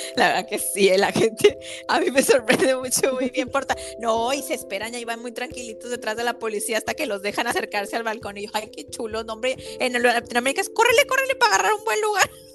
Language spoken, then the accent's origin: Spanish; Mexico; yo como mexicana